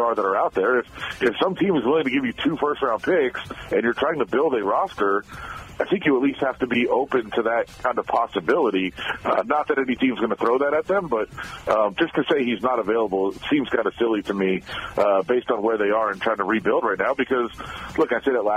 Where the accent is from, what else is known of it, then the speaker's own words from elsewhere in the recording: Ann Arbor, Michigan, United States; being from the Detroit area and from Ann Arbor where I grew up